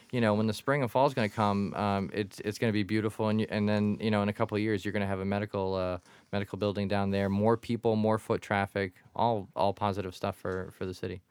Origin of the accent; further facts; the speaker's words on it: Quincy, Massachusetts, United States; growing up in Quincy Center